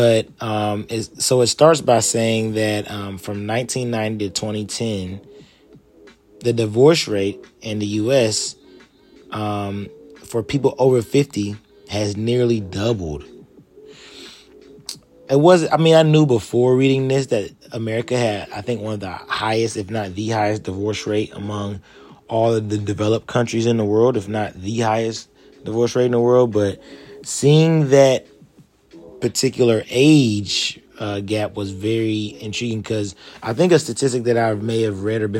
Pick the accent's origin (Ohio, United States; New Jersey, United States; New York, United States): Ohio, United States; Columbus; moved away as an adult; I'm now back in my hometown of Columbus, Ohio, actually in the suburbs right now, Reynoldsburg